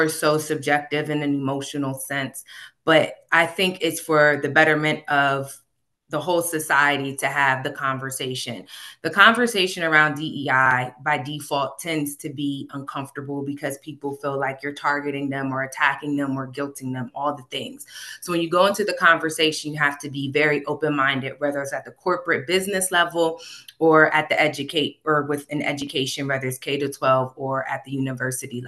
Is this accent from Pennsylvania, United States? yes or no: yes; Harrisburg, Pennsylvania, United States; moved away as an adult; now in King of Prussia, United States; I am born and raised in Harrisburg, Pennsylvania, Central PA